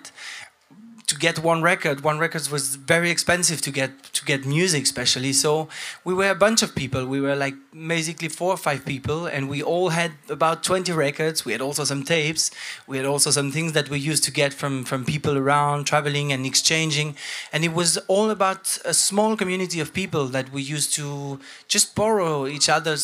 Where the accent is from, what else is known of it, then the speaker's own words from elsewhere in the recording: Santiago, Santiago Metropolitan Region, Chile; moved away as an adult; also born or lived in Switzerland; now in Europe; I grew up in Chile, in Santiago.